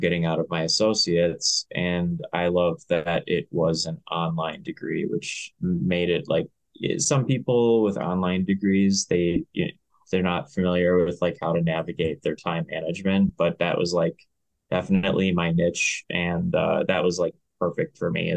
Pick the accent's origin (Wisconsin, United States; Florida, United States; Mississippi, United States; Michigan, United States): Wisconsin, United States; Greenville; I grew up in Greenville, Wisconsin. It's a small town near the more popular town of Appleton